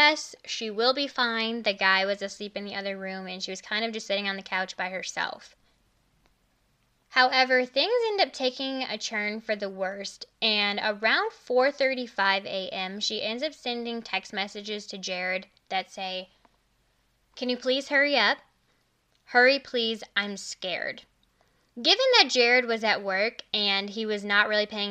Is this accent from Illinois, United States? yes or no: yes; Illinois, United States; Growing up in Illinois